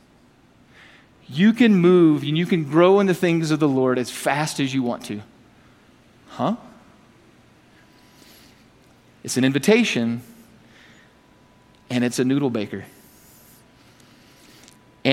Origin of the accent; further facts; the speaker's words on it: the South, United States; I'm from the South